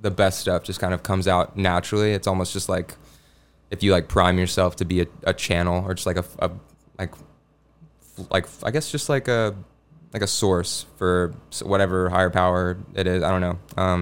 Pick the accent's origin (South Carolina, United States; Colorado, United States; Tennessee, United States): Tennessee, United States; Memphis; I'm from Memphis, and so it was about like growing up in Memphis